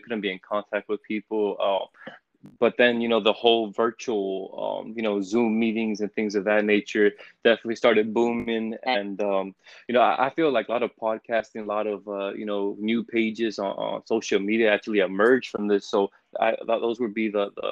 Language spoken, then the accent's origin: English; Los Angeles, California, United States; I'm from Los Angeles, California